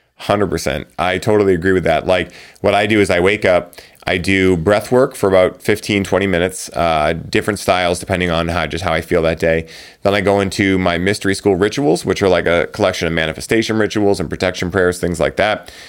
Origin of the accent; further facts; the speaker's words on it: Boston, Massachusetts, United States; I'm from Boston